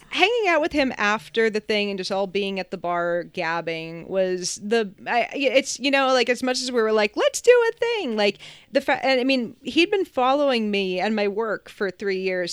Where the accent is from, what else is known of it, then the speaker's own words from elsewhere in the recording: New Hampshire, United States; also born or lived in Massachusetts; I grew up in New Hampshire